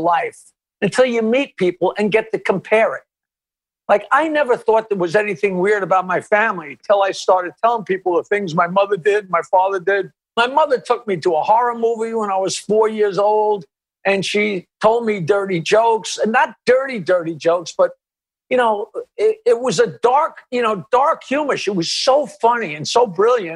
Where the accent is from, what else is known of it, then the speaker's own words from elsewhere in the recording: Long Island, North Shore of Nassau County, New York, United States; I grew up on Long Island on the North Shore of Nassau County in a very, very crazily wealthy area